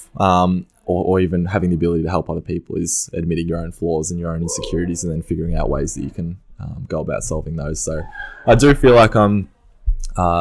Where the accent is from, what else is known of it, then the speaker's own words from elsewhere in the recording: Mornington Peninsula, Victoria, Australia; I grew up on the Mornington Peninsula